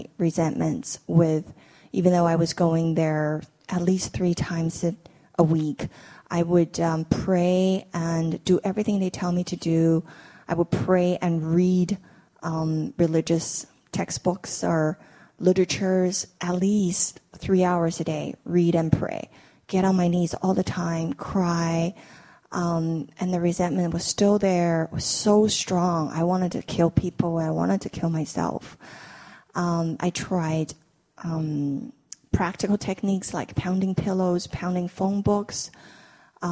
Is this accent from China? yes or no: yes; China; moved away as an adult; now in United States; I grew up in China